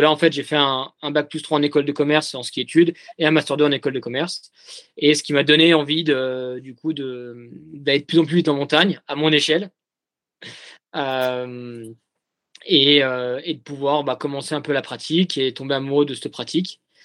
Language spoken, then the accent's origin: French; Jura, Bourgogne-Franche-Comté, France; now in Courchevel, France; je suis jurassien d'origine